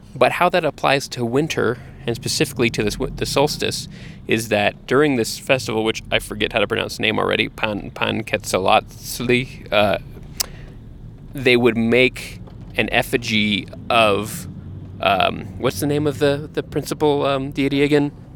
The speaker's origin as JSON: {"language": "English", "region": "Texas", "country": "United States", "tie": "born or raised there", "said": "we grew up in Texas"}